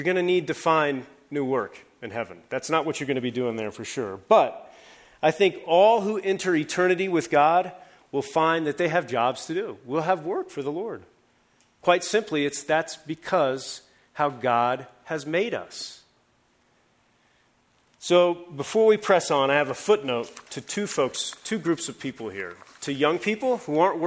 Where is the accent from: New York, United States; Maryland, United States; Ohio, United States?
Ohio, United States; Columbus; moved away; Back in Ohio, I'm from Columbus, Ohio